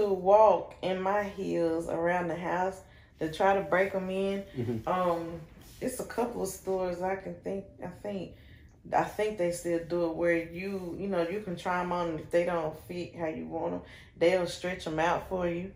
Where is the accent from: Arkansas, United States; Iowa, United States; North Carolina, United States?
North Carolina, United States; Shelby; moved away as an adult; also born or lived in Rutherfordton, North Carolina; I am from Shelby, North Carolina